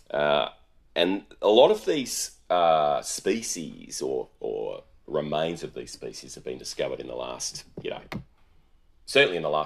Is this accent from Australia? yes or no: yes; Australia; I'm Australian